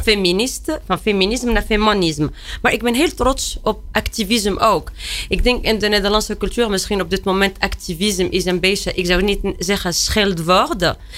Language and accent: Dutch; Tunisia; Dutch is a second language; moved away as an adult; now in Netherlands; ik ben opgegroeid in Tunesië.